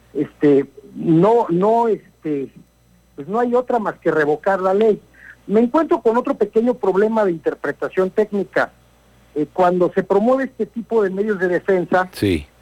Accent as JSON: {"language": "Spanish", "country": "Mexico", "said": "Somos mexicanos ante todo y estamos muy orgullosos"}